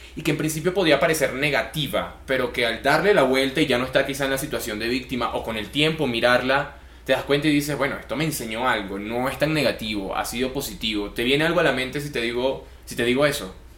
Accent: Venezuela; now in Colombia; nosotros los venezolanos aquí

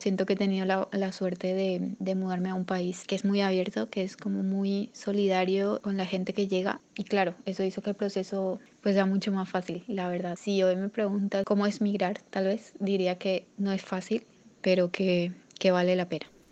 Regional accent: Asunción, Paraguay; moved away as an adult; now in Palomino, Colombia; nací en Asunción, Paraguay. Actualmente estoy viviendo en Colombia, específicamente en un lugar llamado Palomino, en la costa norte

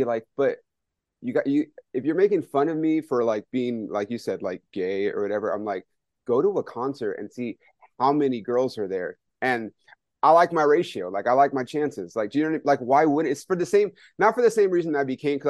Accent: Ontario, California, United States; I grew up in Ontario

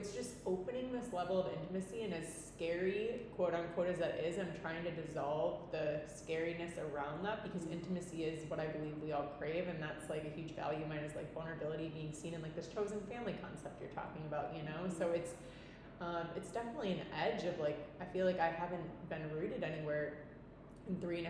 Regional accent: Milwaukee, Wisconsin, United States; moved away as an adult; now in Nosara, Costa Rica; I'm like, Milwaukee. And I haven't lived there since I was 18.

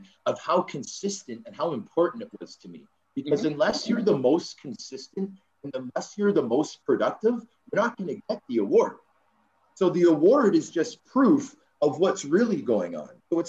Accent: Toronto, Ontario, Canada; moved away as an adult; also born or lived in Rochester, New York / Belfast / Dundee; I'm a kid from Scarborough that was born in Canada

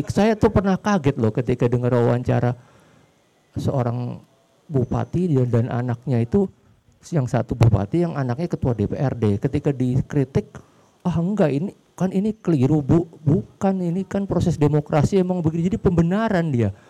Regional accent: Jakarta, Indonesia; Saya pun yang kebetulan orang tua saya sih dari daerah, tapi saya pun yang udah dari kecil di Jakarta itu kadang masih kaget loh kalau ke, nah, ke gedung Sumit Mas atau kemana BNI kota

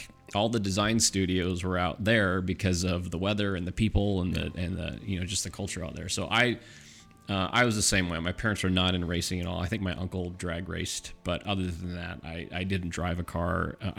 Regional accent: Irvine, California, United States; I'm from Orange County.

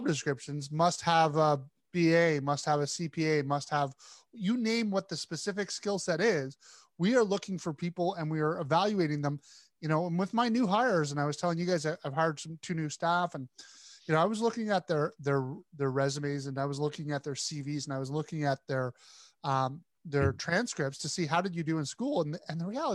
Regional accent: Canada; we're both Canadians.

